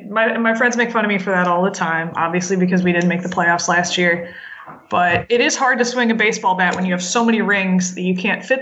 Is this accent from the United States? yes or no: yes; St. Louis, Missouri, United States; now in Chicago, United States; I'm from St. Louis.